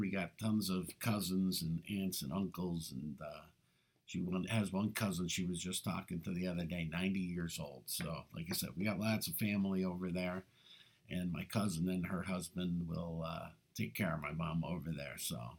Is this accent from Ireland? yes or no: yes; Ireland; not focus on our weaknesses, because we're Irish. We know we got a lot of weaknesses.